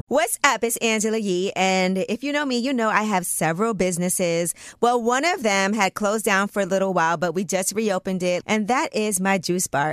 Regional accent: New York City, New York, United States; as a New Yorker

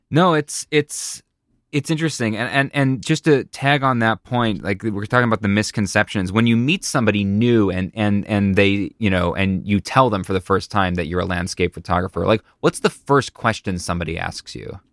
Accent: Buffalo, New York, United States; moved away; I'm from Buffalo, New York originally

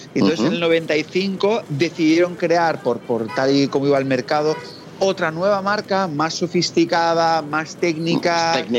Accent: La Palma de Cervelló, Catalonia, Spain; este pueblo se llama La Palma de Cervelló y es un pueblo eh, súper pequeño de la provincia del Valle Llobregat en Barcelona.

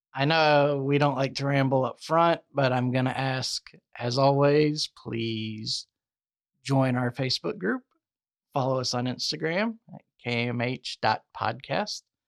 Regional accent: the South, United States; I'm from the South

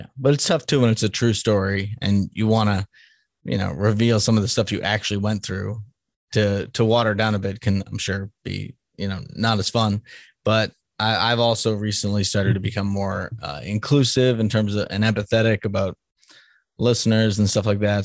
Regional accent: Salem, Massachusetts, United States; moved away; I'm from Salem, Massachusetts originally, so which is the witch city.

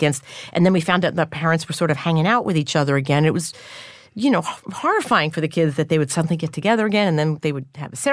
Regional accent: West Islip, New York, United States; also born or lived in Northport, New York; I grew up on the South Shore.

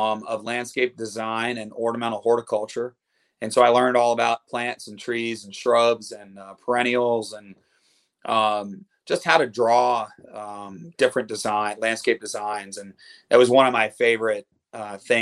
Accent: Vermont, United States; moved away as an adult; now in Nashville, United States; I'm from Vermont

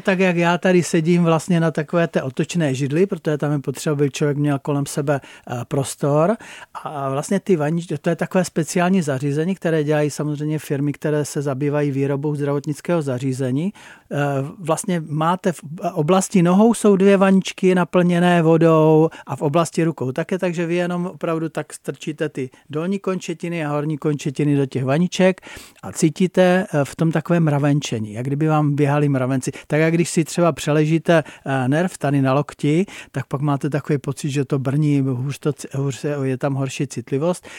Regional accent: Blansko, South Moravian Region, Czechia; moved away as an adult; now in Jeseník, Czech Republic; vlastně můj domov bylo Blansko, protože pocházím z Blanska, ale můj domov je Seník

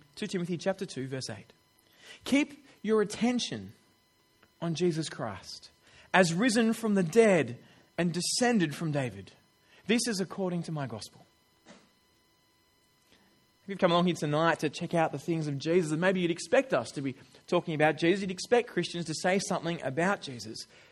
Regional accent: Australia; I'm an Australian

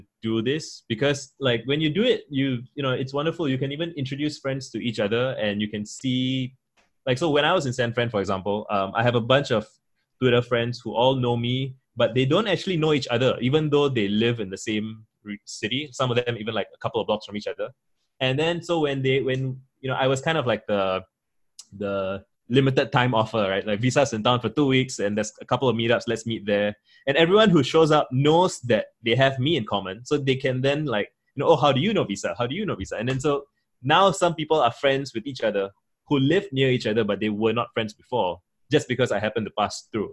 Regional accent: Singapore; I'm a Singaporean Tamil, I'm Indian, I'm a minority in majority Chinese Singapore

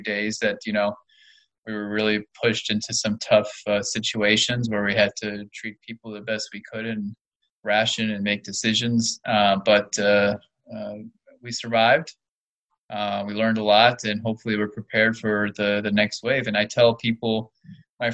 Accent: Florida, United States; moved away; I grew up in Florida

